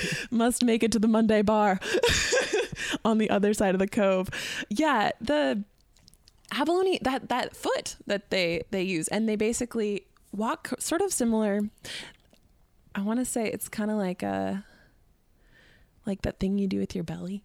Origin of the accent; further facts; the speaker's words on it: Sitka, Alaska, United States; moved away as an adult; now in California, United States; growing up in Southeast Alaska, you learn a lot about living off of the land